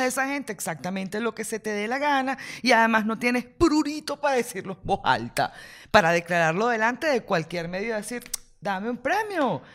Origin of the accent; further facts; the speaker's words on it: Venezuela; somos los venezolanos